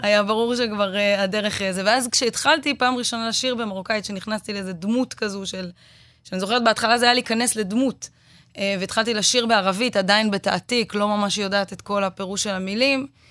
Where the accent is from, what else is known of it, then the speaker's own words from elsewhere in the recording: Israel; אנחנו בתור ישראלים